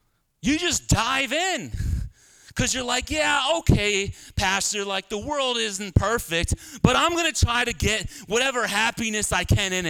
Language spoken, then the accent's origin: English; Philadelphia, Pennsylvania, United States; I'm from Northeast Philly.